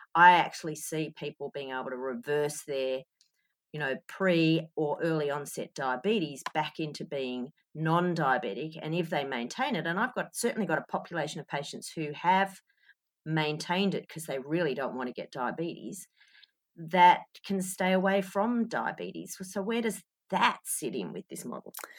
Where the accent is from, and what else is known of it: Australia